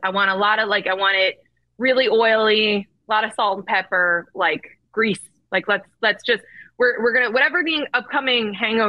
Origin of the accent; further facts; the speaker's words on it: New Jersey, United States; moved away; also born or lived in Michigan; I grew up in New Jersey, in the diner capital of the country.